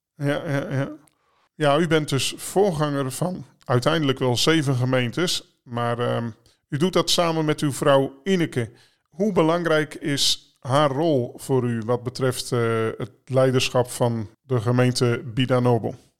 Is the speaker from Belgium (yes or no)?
no; Netherlands; voor ons als Nederlanders